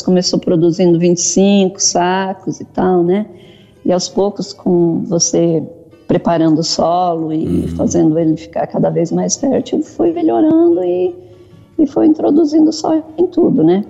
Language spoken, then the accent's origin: Portuguese; Salto do Jacuí, Rio Grande do Sul, Brazil; moved away as an adult; also born or lived in Mato Grosso; Eu sou gaúcha do Rio Grande do Sul, do Salto do Jacuí, próximo a Passo Fundo. Hum. Fui para o Mato Grosso com 19 anos.